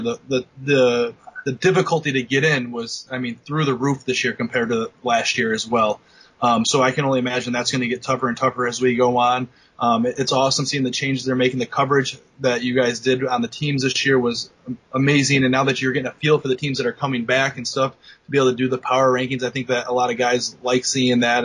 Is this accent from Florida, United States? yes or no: no; Bennington, Vermont, United States; I'm from Bennington, Vermont